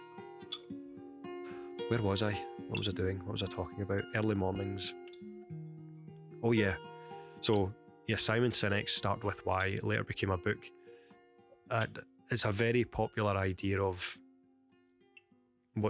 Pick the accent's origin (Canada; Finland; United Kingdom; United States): United Kingdom; Glasgow, Scotland; accent: Glaswegian; my crackled Glaswegian accent